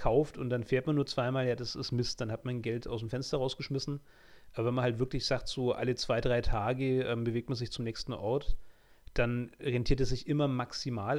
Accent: Germany; als Deutscher

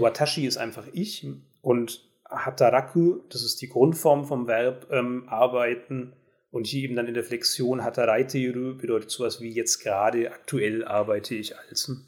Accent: Germany; als Deutsche

